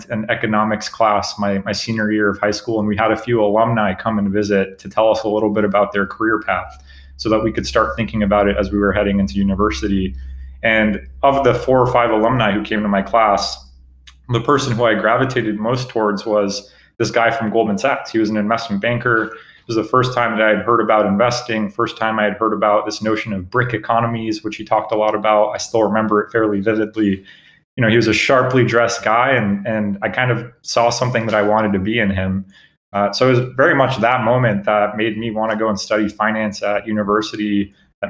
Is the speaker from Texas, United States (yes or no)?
no; Cupertino, California, United States; also born or lived in Germany / Los Angeles, California / Bosnia; I grew up in Cupertino, a few blocks away from Apple headquarters